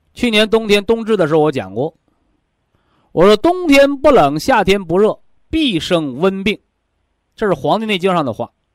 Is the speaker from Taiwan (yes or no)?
no; China; 我们都是中国人